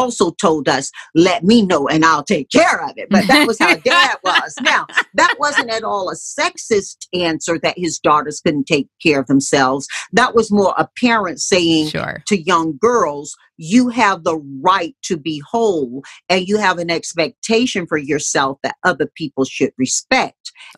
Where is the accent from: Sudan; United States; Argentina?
United States; Deep South; But growing up in the Deep South, Mom taught us, in the face of a lot of staunch old school religion, that we know what our values are